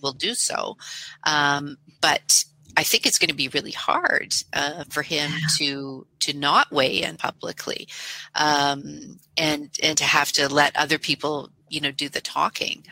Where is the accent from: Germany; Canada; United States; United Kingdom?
Canada; I'm a Canadian